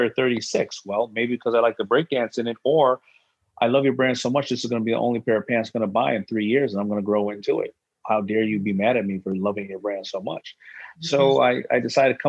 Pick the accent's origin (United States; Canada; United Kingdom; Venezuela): United States; New York City, New York; also born or lived in Brooklyn; being born in Brooklyn, growing up in Hollis, Queens with a strong mother